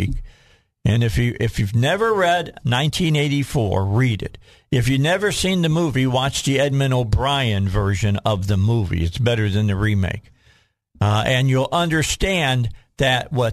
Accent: outside of Chicago, Illinois, United States; moved away; I grew up outside of Chicago.

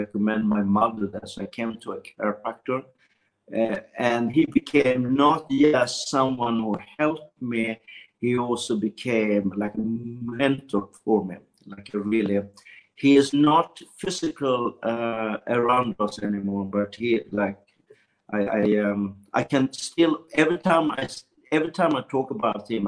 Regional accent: Sweden; I was born in Sweden

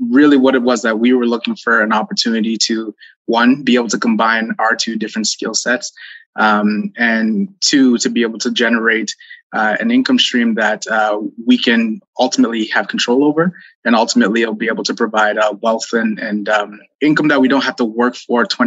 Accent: Toronto, Ontario, Canada; now in Alberta, Canada; We're born and raised in Toronto

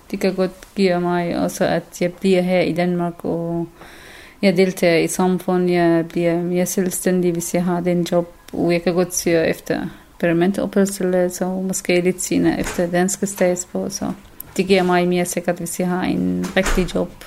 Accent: Syria; Danish is a second language; now in Denmark; Øh, jeg er syrer, øh, jeg er kurder fra Syrien, så selvom jeg bor her 1000 år eller 100 år, så det, det er jeg.

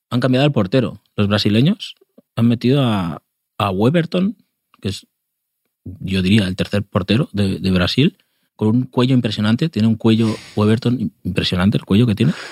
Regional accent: Burgos, Castile and León, Spain

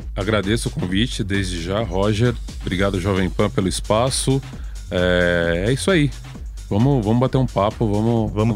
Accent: Itatiba, São Paulo, Brazil; eu sou do interior de São Paulo, pouca gente sabe isso, mas eu não, não moro em São Paulo. Eu moro a 80 quilômetros de São Paulo.

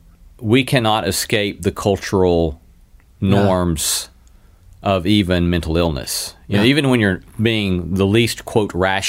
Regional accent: the American South, United States; being a Southerner

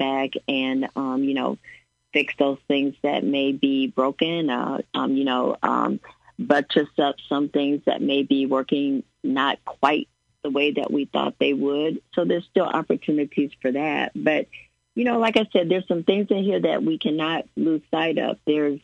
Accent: Springfield, Illinois, United States; It's my hometown and I'm a ratepayer

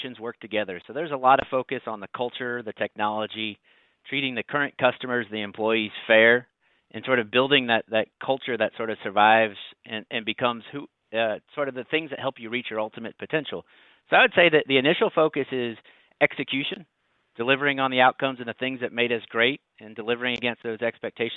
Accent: Ohio, United States; now in North Carolina, United States; I was born in Ohio and moved to North Carolina in the late 90s, which is where I live today

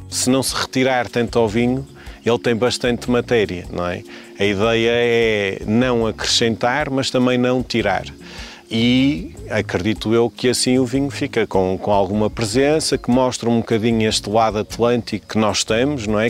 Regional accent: Douro, North, Portugal; also born or lived in Minho; now in Ponte de Lima, Portugal; já estudei cá, já estou cá a viver há muito tempo, tenho uma costela minhota, mas nasci no Douro

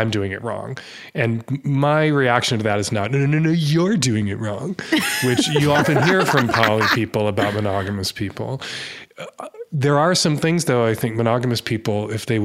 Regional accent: United States; as an American

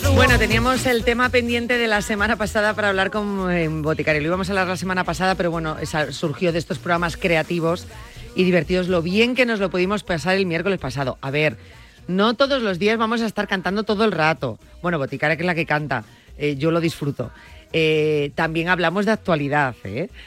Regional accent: Galicia, Spain; en mi tierra, en Galicia

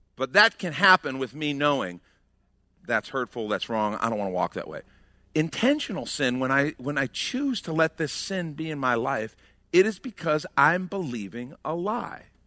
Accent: outside of Chicago, Illinois, United States; we grew up outside of Chicago

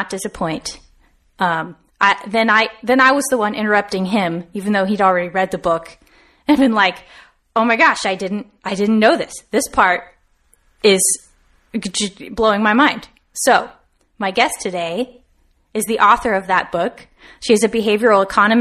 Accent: West Coast, United States; born and raised on the West Coast

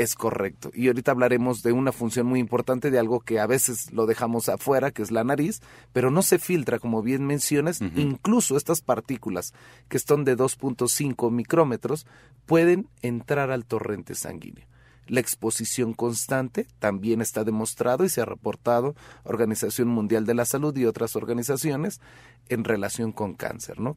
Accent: Mexico

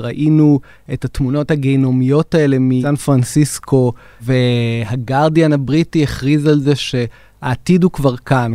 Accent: Israel; אצלנו בישראל

